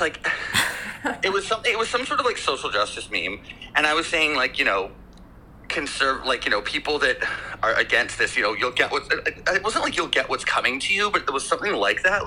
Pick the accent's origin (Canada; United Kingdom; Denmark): Canada; Victoria, British Columbia; also born or lived in Vancouver; I was born and raised in Victoria.